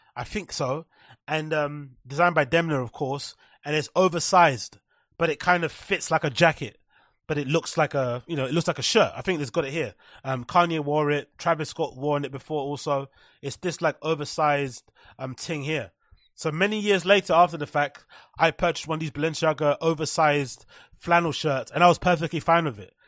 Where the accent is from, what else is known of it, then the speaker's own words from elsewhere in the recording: London, United Kingdom; growing up in London